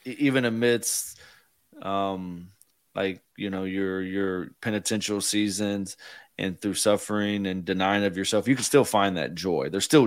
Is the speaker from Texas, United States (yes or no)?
yes; Houston, Texas, United States; we're from Houston